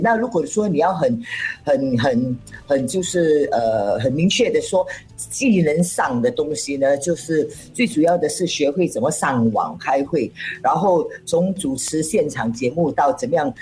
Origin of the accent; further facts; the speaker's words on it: Singapore; first language Cantonese; Chinese is a second language; 身为一个新加坡人，其实我们都是，呃，呃，呃，可以做多种语言的，但是我主要呢，我个人在讲我的 first language 是广东，然后 second language 是hokkien，在啊。third language 是english，然后Chinese 是拉斯，所以华语是最后一个语言